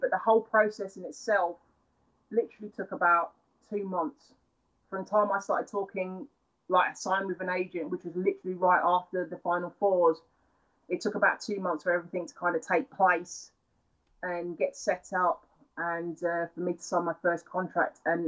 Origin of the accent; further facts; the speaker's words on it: London, United Kingdom; moved away as an adult; also born or lived in United States; from London